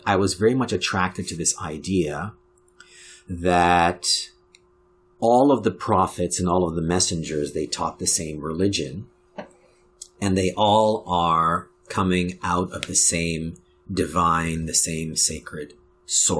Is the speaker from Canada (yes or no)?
yes; Canada; being a Black Canadian and being of Jamaican heritage